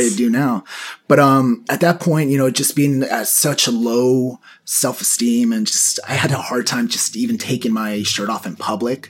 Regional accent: San Diego, California, United States; also born or lived in Mexico; I was raised here in San Diego practically all my life. I'm Mexican, got here when I was about two years old, been in the area since

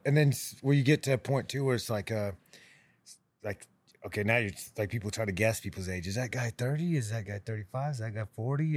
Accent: Kansas, United States; moved away as an adult; now in Nashville, United States; I grew up in Kansas

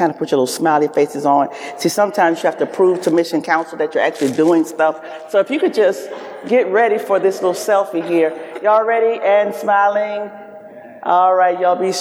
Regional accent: the South, United States; I am a Southerner.

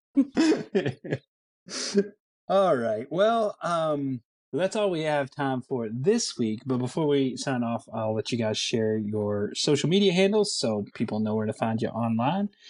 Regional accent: Bardstown, Kentucky, United States; I'm not not from Louisville. I'm from Bardstown, but I lived in Bardstown. I didn't live like out in the country.

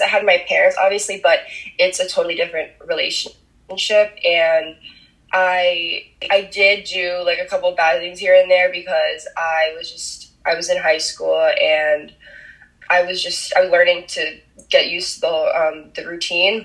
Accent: New Jersey, United States; first language Spanish; English is a second language; I was actually born and raised in New Jersey, and I still live here to this day in a really small town

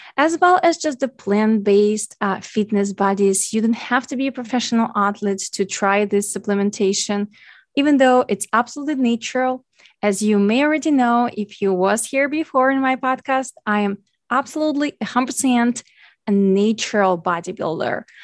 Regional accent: Ukraine; English is a second language; as English being my second language, I am Ukrainian

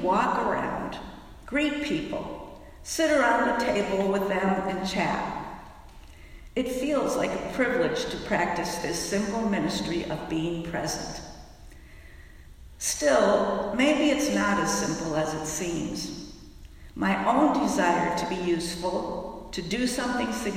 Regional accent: Fairfax, United States; my hometown of Fairfax

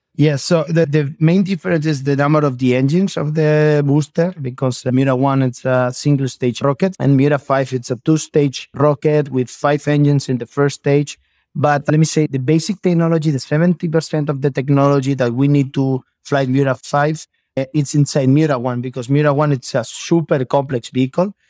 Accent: Elche, Valencian Community, Spain; English is a second language; I am from Spain. I am from Elche

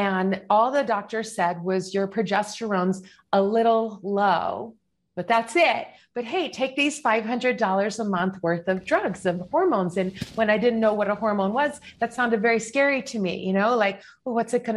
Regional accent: Chicago, Illinois, United States; moved away as an adult; also born or lived in New York City / Westchester; I'm from Chicago

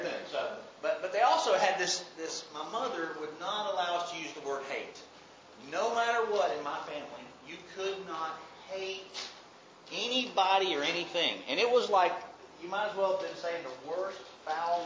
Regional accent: Mobile, Alabama, United States; also born or lived in Birmingham, Alabama; I grew up here in Mobile, Alabama

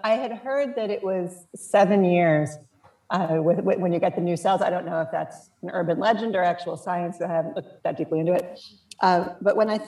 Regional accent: Piscataway, New Jersey, United States; I grew up in New Jersey. I grew up in Piscataway

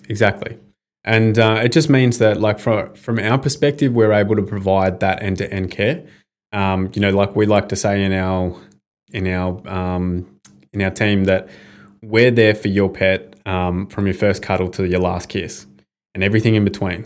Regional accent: Bendigo, Victoria, Australia; growing up in Bendigo, I was one of like a handful of Indigenous kids there

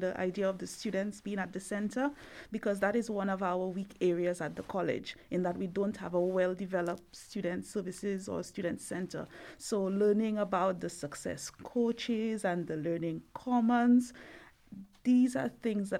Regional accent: St. Lucia; I'm from the beautiful island of St. Lucia

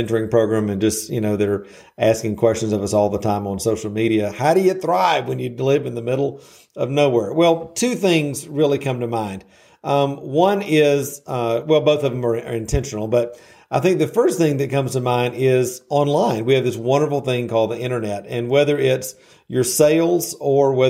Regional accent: the South, United States; I'm from the South, so I use these little colloquialisms

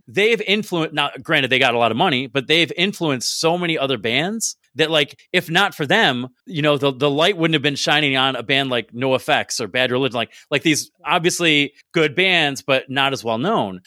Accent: Binghamton, New York, United States; I'm from Binghamton

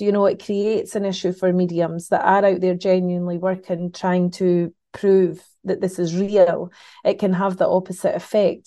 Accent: Scotland, United Kingdom; as a Scottish, um, person

